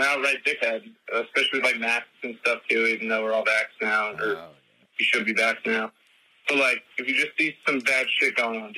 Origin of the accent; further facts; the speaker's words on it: New Jersey, United States; now in New Hampshire, United States; I'm from Jersey. I live up in New Hampshire now